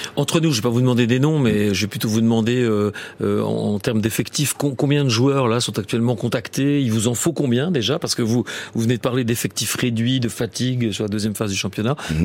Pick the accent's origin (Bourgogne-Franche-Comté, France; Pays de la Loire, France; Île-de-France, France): Bourgogne-Franche-Comté, France; Besançon; je suis de Montrapon